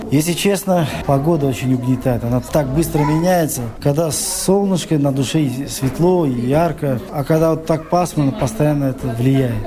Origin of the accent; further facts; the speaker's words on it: Chkalovsk, Sughd, Tajikistan; moved away as an adult; now in Leeds, United Kingdom; я из Чкаловской. Это в Таджикистане, более севернее.